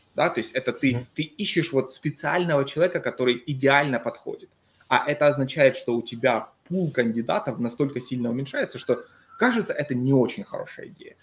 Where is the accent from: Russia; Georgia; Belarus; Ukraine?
Ukraine; Donbas; now in Seattle, United States; там, откуда я, это всегда было одно и то же